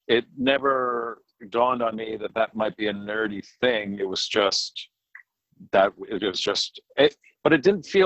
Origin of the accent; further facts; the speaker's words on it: Southern New England, United States; I grew up in Southern New England.